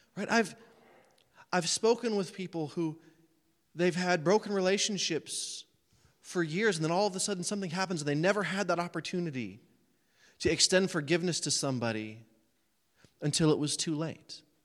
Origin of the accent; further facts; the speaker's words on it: United States; as American preachers, and I'm one of them